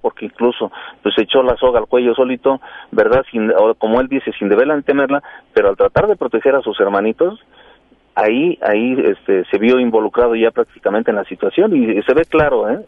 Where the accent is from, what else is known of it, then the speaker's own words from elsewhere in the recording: Toluca, State of Mexico, Mexico; yo soy de aquí de Toluca, aquí vive toda mi familia